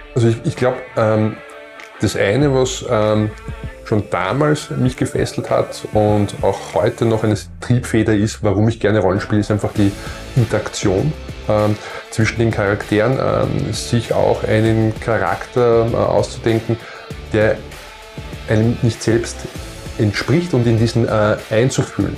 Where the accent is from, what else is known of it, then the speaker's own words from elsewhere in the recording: Vienna surroundings, Lower Austria, Austria; ich bin ja in, der, in Wiener Umland äh, groß geworden